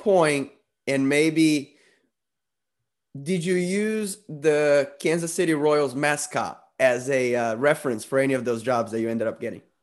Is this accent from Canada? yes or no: no; Brazil; moved away; coming from Brazil